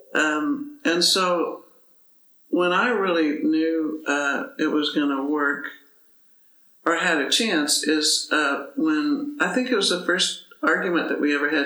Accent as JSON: {"language": "English", "town": "Dallas", "region": "Texas", "country": "United States", "tie": "born or raised there", "said": "I was growing up in Dallas"}